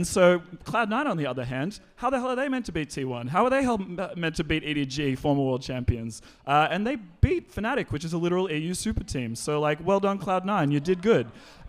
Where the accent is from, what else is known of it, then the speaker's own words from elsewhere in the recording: Australia; I'm an Australian who supports NA, so I lose twice every tournament.